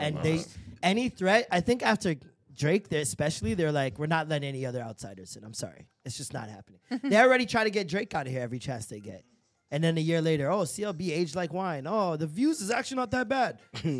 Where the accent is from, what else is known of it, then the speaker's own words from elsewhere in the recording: Jamaica; I'm Jamaican